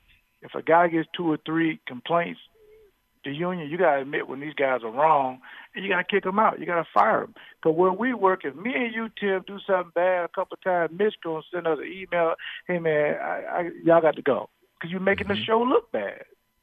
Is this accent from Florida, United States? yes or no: yes; Florida, United States; now in Wisconsin, United States; I moved to Wisconsin from Florida